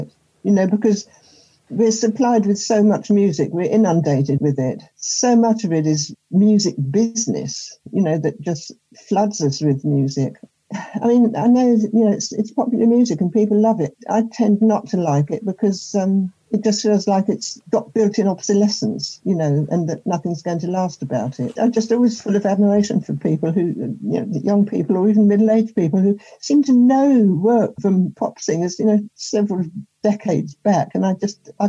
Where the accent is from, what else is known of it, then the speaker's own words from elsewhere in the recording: Sussex, South East England, United Kingdom; I grew up in Sussex during the war